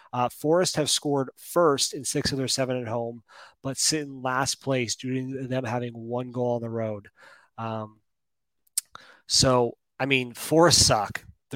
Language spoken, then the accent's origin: English; Colorado, United States; And I grew up in Colorado, too, which is, like, probably the safest place that you could drink some tap water.